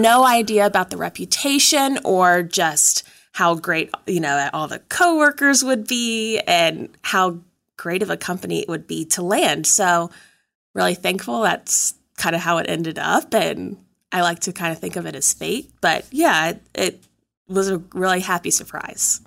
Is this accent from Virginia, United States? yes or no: yes; Danville, Virginia, United States; moved away; I'm originally from Danville, Virginia